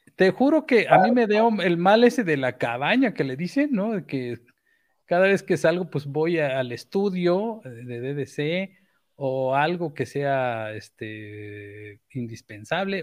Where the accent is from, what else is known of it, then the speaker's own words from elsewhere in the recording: Chiapas, Mexico; moved away; also born or lived in Mexico City; como soy chiapaneco